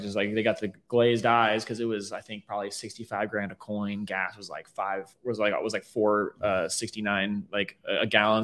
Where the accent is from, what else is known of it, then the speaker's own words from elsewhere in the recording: Riverview, Florida, United States; also born or lived in Tampa, Florida; I'm born and raised mm. um, in the Riverview area. Um, I moved into Tampa during high school